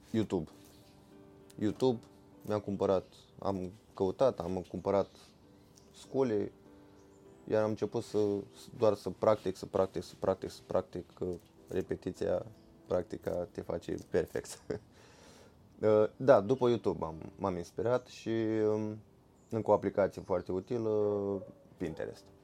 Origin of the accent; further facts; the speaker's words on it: Romania; noi venim din România, eu prefer urs, îmi place foarte mult pentru că noi avem foarte, mult urși, foarte mulți urși sălbatici.